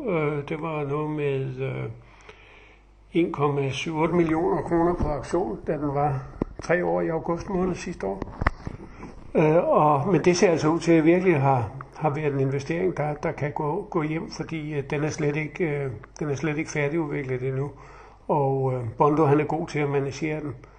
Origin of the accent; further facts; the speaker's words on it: Funen, Southern Denmark, Denmark; jeg er jo Fynbo